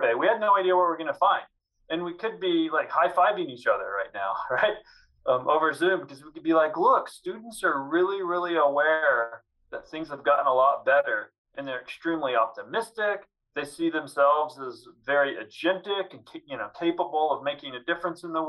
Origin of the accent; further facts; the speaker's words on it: Southwest Missouri, United States; when I was growing up in Southwest Missouri